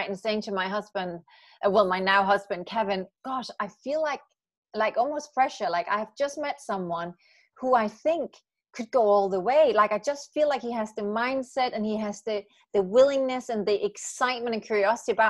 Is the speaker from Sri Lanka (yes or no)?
no; Aalborg, North Denmark Region, Denmark; moved away as an adult; also born or lived in Copenhagen, Denmark / London, United Kingdom; now in Los Angeles, United States; I grew up in Aalborg, and then I moved to Copenhagen.